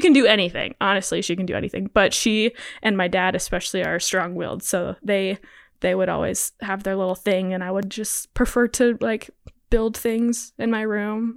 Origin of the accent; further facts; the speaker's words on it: Laurel, United States; I did preschool at a small church in Laurel and then kindergarten all the way through twelfth, I was Laurel Public Schools.